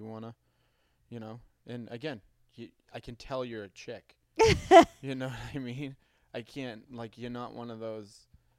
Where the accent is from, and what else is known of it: Boston, Massachusetts, United States; accent: Boston